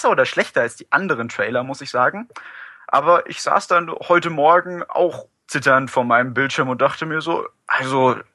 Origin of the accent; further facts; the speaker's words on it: Munich, Bavaria, Germany; ich komme aus dem Raum München, ich bin 19 Jahre alt